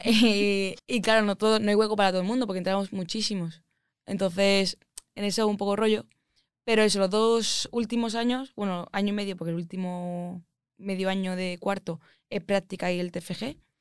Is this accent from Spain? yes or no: yes; Málaga, Andalusia, Spain; accent: Andalusian; moved away as an adult; also born or lived in Madrid; yo soy de Málaga, por si no se me ha notado el acento, soy andaluza.